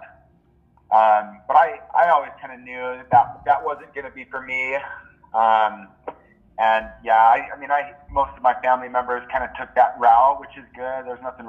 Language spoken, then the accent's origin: English; Oahu, Hawaii, United States; also born or lived in Maui, Hawaii; When I was about 2, they moved to Oahu, and I lived